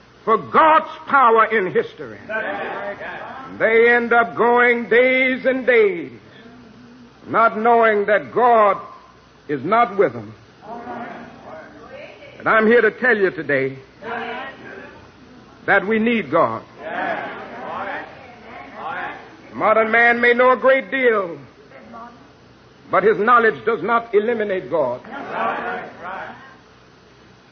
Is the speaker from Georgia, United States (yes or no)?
yes; Georgia, United States; Down in my home state of Georgia